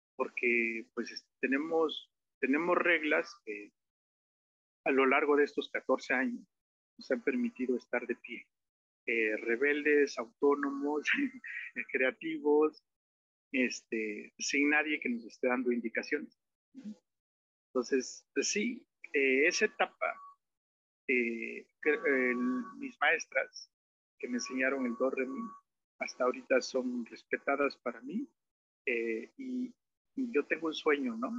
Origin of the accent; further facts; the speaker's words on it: Nejapa de Madero, Oaxaca, Mexico; yo este, nací en Nejapa de Madero, de padres nejapeños